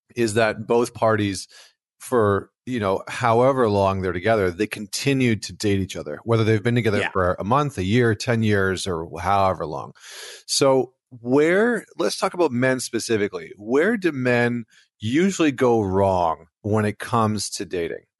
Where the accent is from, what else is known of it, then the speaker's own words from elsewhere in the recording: Alberta, Canada; I'm from Alberta, Canada